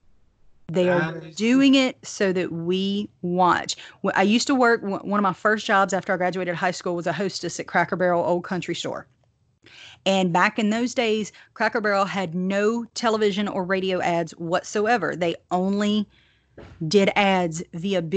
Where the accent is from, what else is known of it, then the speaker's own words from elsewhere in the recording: the South, United States; accent: thick Southern; my Southern accent